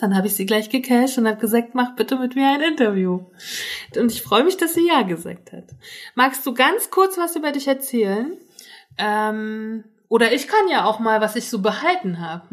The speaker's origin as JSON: {"language": "German", "region": "Northern Germany", "country": "Germany", "said": "ich komme ja aus Norddeutschland"}